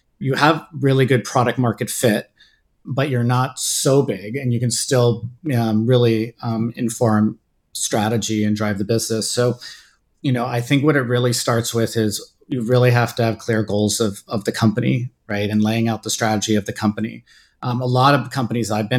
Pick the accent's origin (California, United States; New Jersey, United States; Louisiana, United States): California, United States; Bay Area; moved away; also born or lived in Washington, D.C.; I grew up in the Bay Area and kind of Silicon Valley during the kind of dot-com boom in the late 90s